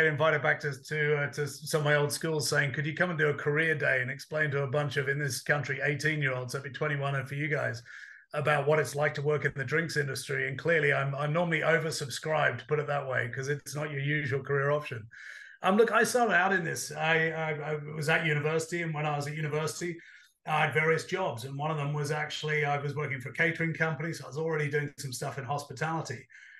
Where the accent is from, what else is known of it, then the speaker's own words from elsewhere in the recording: Australia; also born or lived in United Kingdom / United States; now in London, United Kingdom; Look, I grew up half in Australia, half in the UK, but I've spent a lot of time in the States.